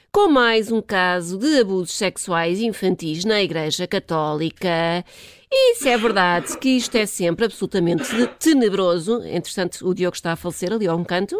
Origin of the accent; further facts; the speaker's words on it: Portugal; como bons tugas que somos